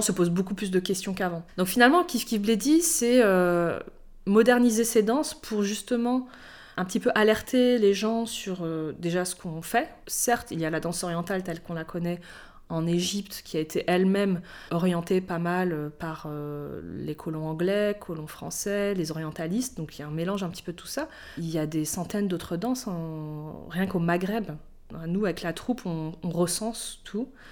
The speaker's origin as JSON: {"language": "French", "country": "Morocco", "tie": "born or raised there", "also_born_or_lived": "Algeria", "said": "quand j'étais enfant au Maroc"}